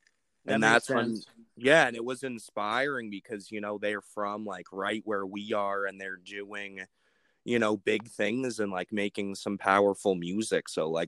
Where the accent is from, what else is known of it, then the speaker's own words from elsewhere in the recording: Brentwood, New Hampshire, United States; So me and Rowan, we're from Brentwood